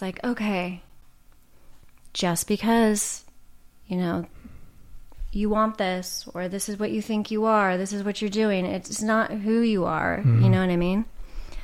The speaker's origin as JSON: {"language": "English", "area": "Orange County", "region": "California", "country": "United States", "tie": "born or raised there", "said": "I grew up in Orange County, which that's a whole other reality."}